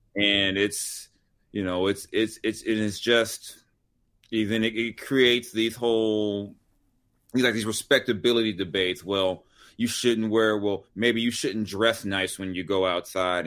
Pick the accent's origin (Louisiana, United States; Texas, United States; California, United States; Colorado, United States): California, United States; Long Beach; also born or lived in South Central Los Angeles; I grew up in South Central in Long Beach